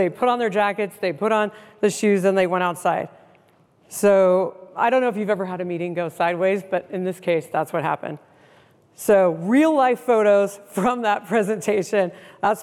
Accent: Seattle, Washington, United States; I'm from the Seattle area

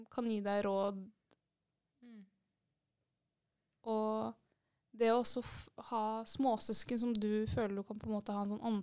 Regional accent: Oslo, Norway; moved away as an adult; now in Stavanger, Norway; Så fra Oslo.

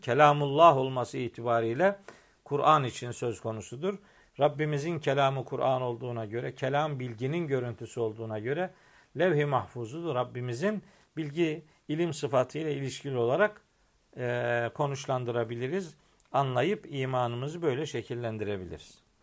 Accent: Eastern Black Sea, Black Sea Region, Turkey; Bizim oralarda çok anlatılır bu memlekette, Trabzon'da, Rize'de

